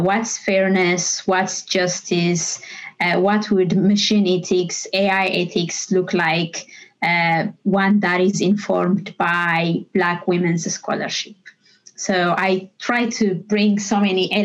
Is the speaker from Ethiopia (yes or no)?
yes; Ethiopia; moved away as an adult; now in Dublin, Ireland; I come from Ethiopia. I grew up there.